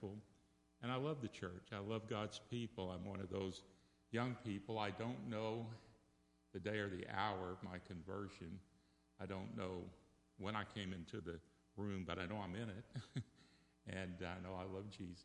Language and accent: English; Dallas, Texas, United States; I grew up in Dallas, Texas at a Baptist church, Galilee Baptist.